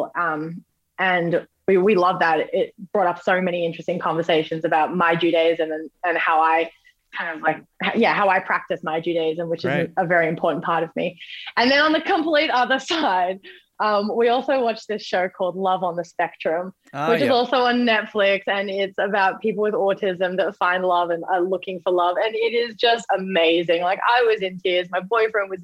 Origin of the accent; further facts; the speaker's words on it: Australia; being Australian